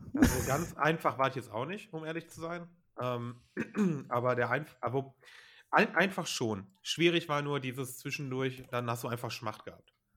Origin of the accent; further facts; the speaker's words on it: Germany; bei uns in Deutschland